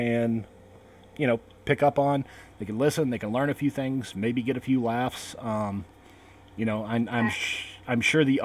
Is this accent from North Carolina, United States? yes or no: yes; North Carolina, United States; also born or lived in Salem, Massachusetts; my family moved here when I was 5